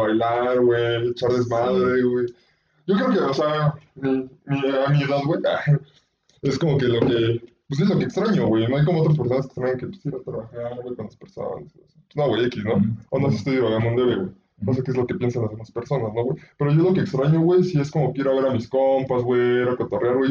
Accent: Pachuca, Hidalgo, Mexico; somos de Pachuca y pues aquí hay un chingo de pueblos mágicos

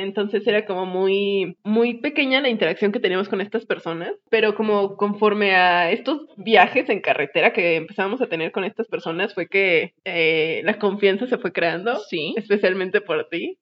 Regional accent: northern Mexico, Mexico; soy norteña

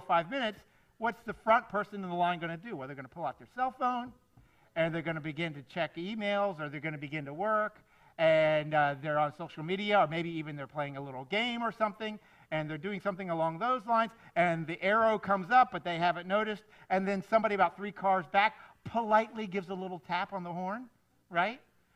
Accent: South Florida, United States; I grew up here in South Florida

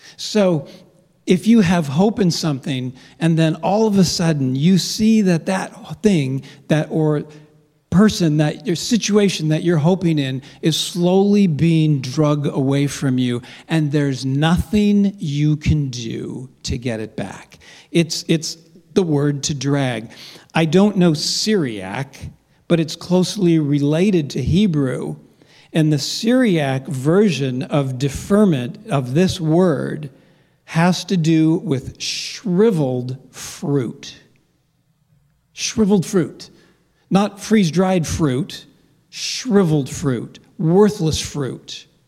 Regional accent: Los Angeles, California, United States; moved away; I grew up in Los Angeles

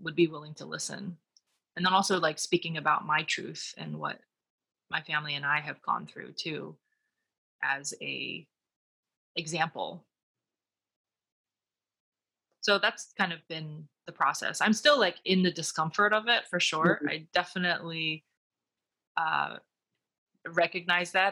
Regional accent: United States; owning my Chinese, Taiwanese, Americanness in a way that's unique from being identified as strictly American or strictly Chinese/Taiwanese

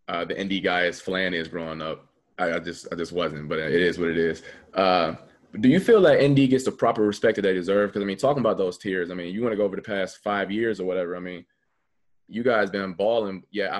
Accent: Midwest, United States; growing up in the Midwest

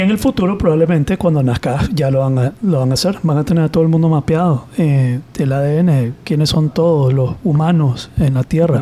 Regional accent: Managua, Nicaragua; also born or lived in Masaya; yo nací en Managua y estoy registrado en Masaya, como que nací en Masaya

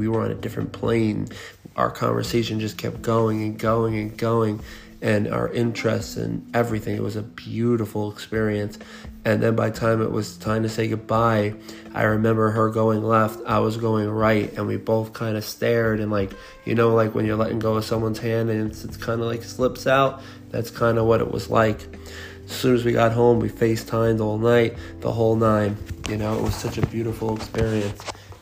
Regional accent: Long Island, New York, United States; I'm from Long Island. I moved upstate for a few years

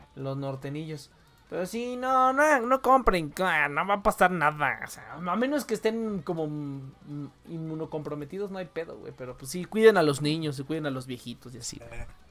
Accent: Mexico

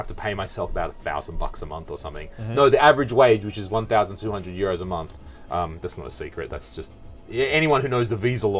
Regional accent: Australia; accent: Australian; I have also scrubbed off my Australian accent for the most part.

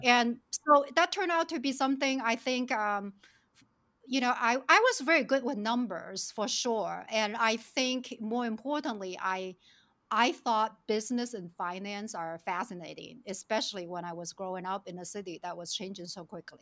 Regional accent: China; moved away; also born or lived in Shenzhen; I was born and raised in China in actually very rural village

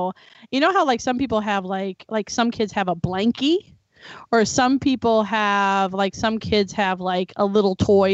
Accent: Florida, United States; I was raised in Florida on the beach

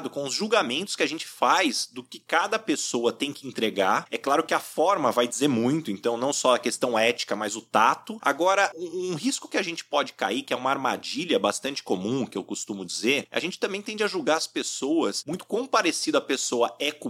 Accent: São José do Rio Preto, São Paulo, Brazil; sou de São José do Rio Preto

